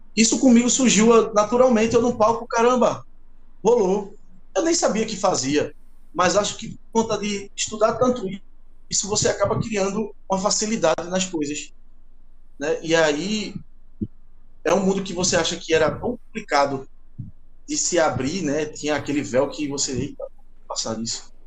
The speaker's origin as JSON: {"language": "Portuguese", "town": "Recife", "region": "Pernambuco", "country": "Brazil", "said": "sou aqui de Recife"}